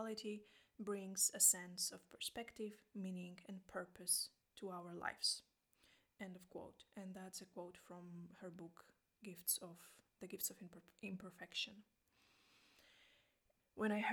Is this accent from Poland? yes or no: yes; Poland; English is a second language; now in Iceland; I'm from Poland. I live in Iceland